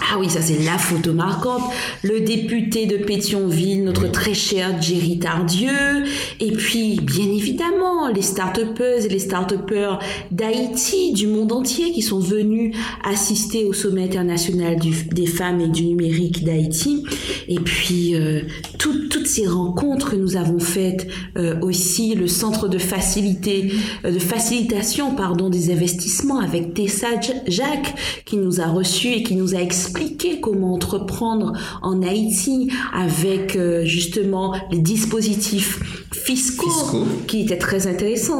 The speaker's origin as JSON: {"language": "French", "country": "Guadeloupe", "said": "nous avons chez nous en Guadeloupe"}